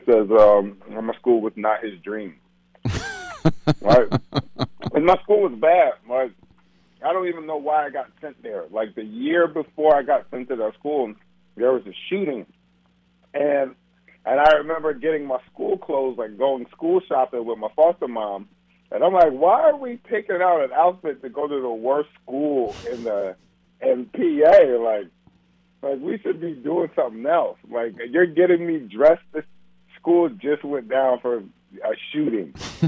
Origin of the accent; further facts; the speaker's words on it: Philadelphia, Pennsylvania, United States; moved away as an adult; now in New York, United States; I am from Philadelphia